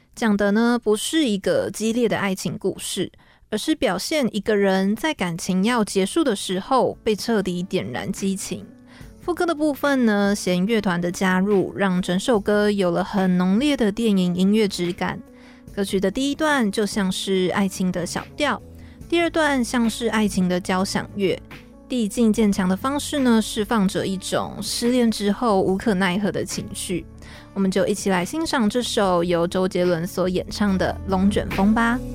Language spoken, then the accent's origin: Chinese; Taoyuan, Taiwan; now in Taipei, Taiwan; 其实，嗯，我是桃园人嘛